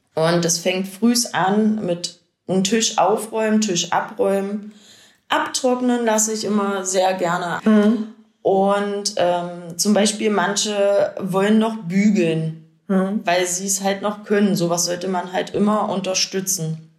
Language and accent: German; Lindhorst, Germany; now in Colbitz, Germany; Ich komme ursprünglich aus Lindhorst und wohne zurzeit